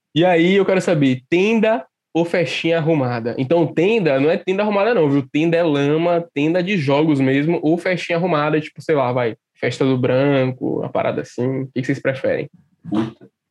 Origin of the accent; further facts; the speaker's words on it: Salvador, Bahia, Brazil; Eu sou de Salvador